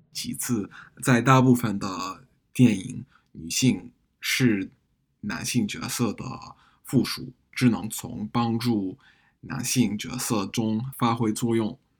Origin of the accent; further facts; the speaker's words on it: United States; Chinese is a second language; moved away as an adult; also born or lived in United Kingdom; now in Beijing, China; 我在，啊，美国这家个出生长大